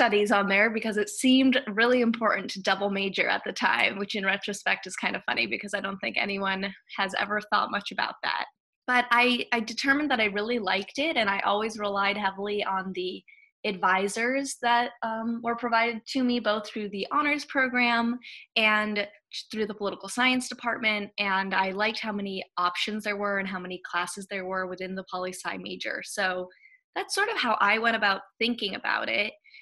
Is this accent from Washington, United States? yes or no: no; Hawaii, United States; moved away as an adult; also born or lived in Madison, Wisconsin / New Haven, Connecticut; I'm originally from Hawaii